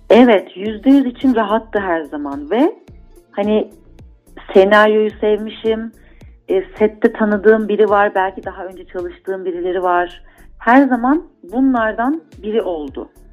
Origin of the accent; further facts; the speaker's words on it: Istanbul, Turkey; Bağdat Caddesi'nde büyüdüm